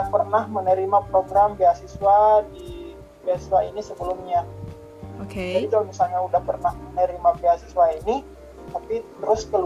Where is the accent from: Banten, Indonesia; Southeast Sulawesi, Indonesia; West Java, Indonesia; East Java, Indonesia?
Southeast Sulawesi, Indonesia; Muna; now in Poland; saya dari Sulawesi Tenggara Kabupaten Muna